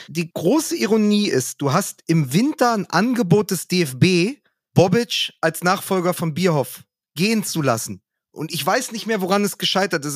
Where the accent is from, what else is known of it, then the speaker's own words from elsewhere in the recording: Berlin, Germany; als Berliner, als Westberliner, als Hertaner